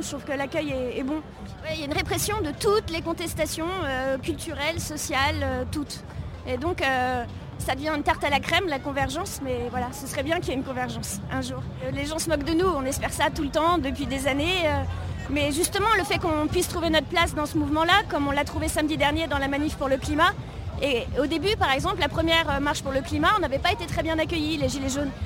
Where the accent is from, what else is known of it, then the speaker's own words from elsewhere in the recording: Paris, Île-de-France, France; je suis parisienne